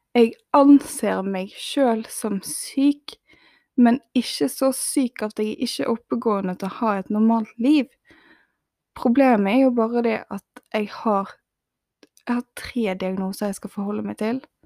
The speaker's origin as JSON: {"language": "Norwegian", "town": "Bergen", "region": "Vestland", "country": "Norway", "moved": "as an adult", "said": "jeg måtte flytte seks timer vekk fra Bergen, der jeg er ifra"}